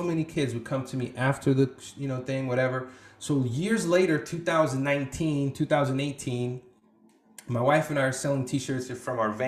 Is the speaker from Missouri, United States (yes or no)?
no; Portland, Oregon, United States; also born or lived in refugee camp; growing up in Portland in the Northwest